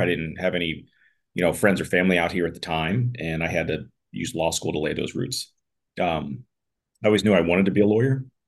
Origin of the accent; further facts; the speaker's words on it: Pittsburgh, Pennsylvania, United States; moved away as an adult; also born or lived in Washington, D.C. / Malibu; I grew up in Pittsburgh